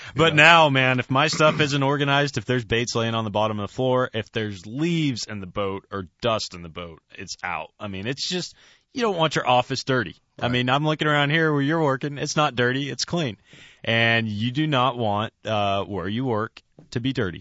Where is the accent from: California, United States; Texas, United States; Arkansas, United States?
California, United States; I'm growing up in California